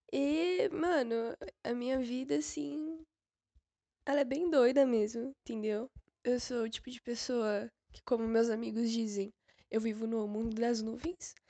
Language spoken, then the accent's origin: Portuguese; São Paulo, Brazil; eu moro em São Paulo, que é onde eu nasci